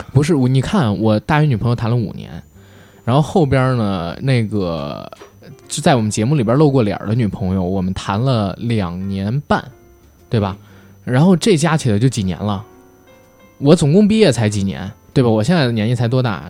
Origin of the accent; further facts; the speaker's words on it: Beijing, China; accent: Beijing accent; 我们带这个北京人话，因特重的听不清，一北京话会吞音